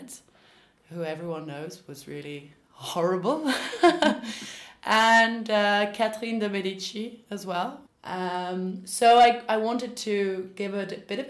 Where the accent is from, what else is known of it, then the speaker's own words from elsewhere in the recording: London, United Kingdom; moved away as an adult; now in Paris, France; I'm originally from London